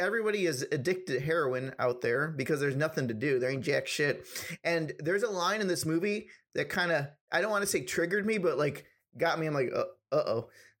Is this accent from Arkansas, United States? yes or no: no; Ohio, United States; moved away as an adult; now in California, United States; I'm originally from Ohio, and then after the military, I ended up coming to California and staying here.